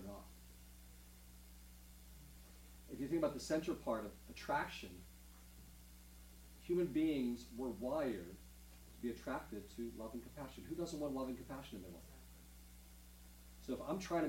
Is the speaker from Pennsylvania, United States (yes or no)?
yes; Pittsburgh, Pennsylvania, United States; I was born and raised in Pittsburgh